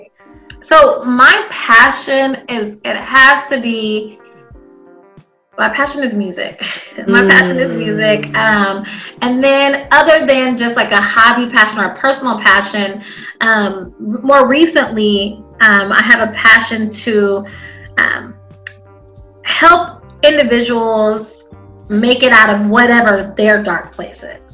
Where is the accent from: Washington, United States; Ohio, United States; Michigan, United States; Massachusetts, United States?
Washington, United States; Spokane; also born or lived in Star City, Arkansas; I grew up here in Spokane, on the east side